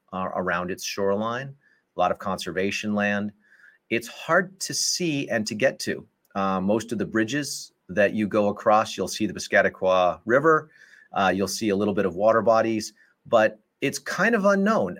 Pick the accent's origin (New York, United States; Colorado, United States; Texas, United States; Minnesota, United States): Colorado, United States; Colorado Springs; moved away as an adult; also born or lived in Wisconsin / New Haven, Connecticut; I grew up in Colorado Springs, Colorado